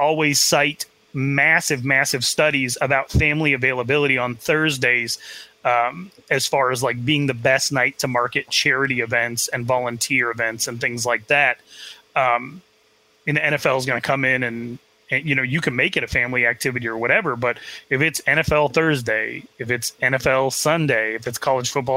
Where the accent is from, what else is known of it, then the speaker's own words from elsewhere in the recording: Arizona, United States; I grew up in Arizona